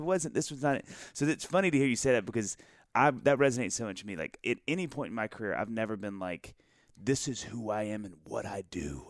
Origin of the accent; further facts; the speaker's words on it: the South, United States; we're both from the South